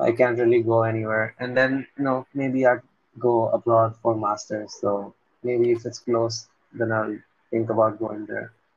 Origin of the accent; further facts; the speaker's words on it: Ahmedabad, Gujarat, India; I'm from a city called Ahmedabad.